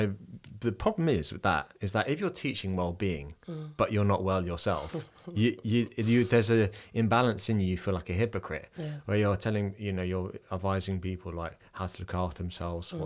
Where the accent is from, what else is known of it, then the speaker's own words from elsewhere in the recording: London, United Kingdom; moved away as an adult; now in Dublin, Ireland; I'm originally from London. I'm from like a very grey part of London as well